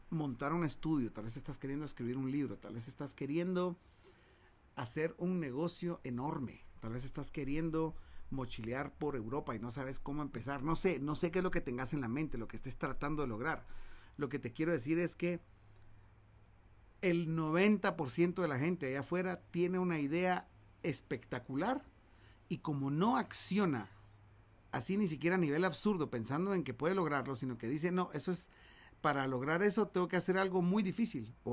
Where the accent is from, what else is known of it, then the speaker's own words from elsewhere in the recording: Guatemala; nosotros, mira que somos bienes verdes, somos de Guatemala, nos venimos en camioneta para México